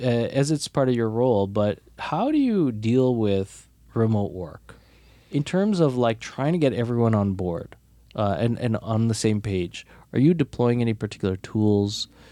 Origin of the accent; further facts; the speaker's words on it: Toronto, Ontario, Canada; And as Torontonians, we're a little insular.